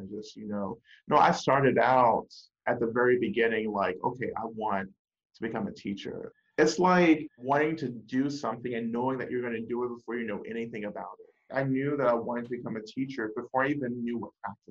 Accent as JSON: {"language": "English", "region": "North Georgia", "country": "United States", "tie": "born or raised there", "moved": "as an adult", "lives_now": "Boston, United States", "said": "I grew up in North Georgia, rural North Georgia, and grew up in the black church."}